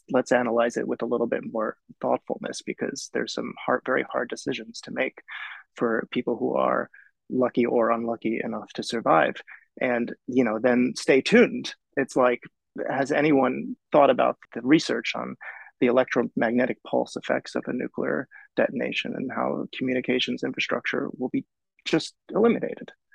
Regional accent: New York City, New York, United States; I'm born and raised in New York

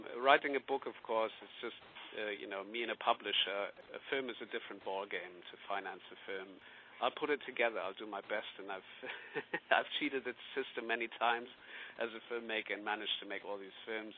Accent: Bavaria, Germany; I grew up in Bavaria

